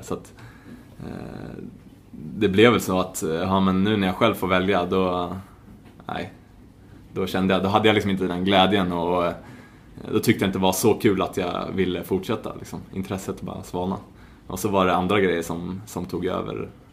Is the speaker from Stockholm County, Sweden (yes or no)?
yes; Stockholm, Stockholm County, Sweden; moved away as an adult; also born or lived in Spartanburg, South Carolina, United States; now in Gothenburg, Sweden; född och uppvuxen i Stockholm, eh, Hässelby